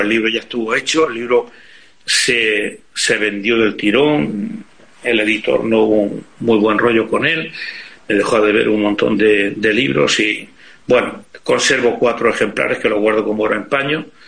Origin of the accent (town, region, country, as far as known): Spain